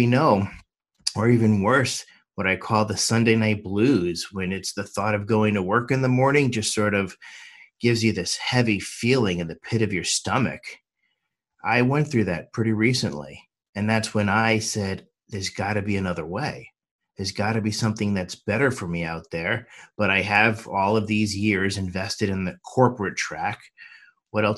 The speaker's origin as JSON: {"language": "English", "region": "New York", "country": "United States", "tie": "born or raised there", "also_born_or_lived": "Miami / Washington, D.C.", "moved": "yes", "lives_now": "Los Angeles, United States", "said": "I was born and raised in New York, but I've also lived in Miami and Washington, D.C., but I call Los Angeles home"}